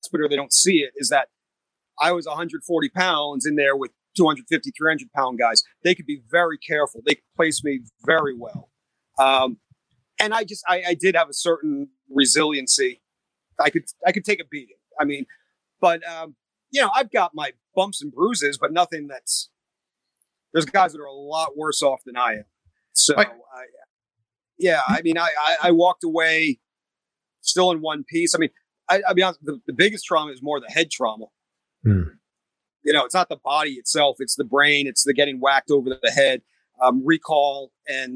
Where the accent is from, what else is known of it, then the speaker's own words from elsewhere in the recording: New England, Rhode Island, United States; I grew up in New England, Rhode Island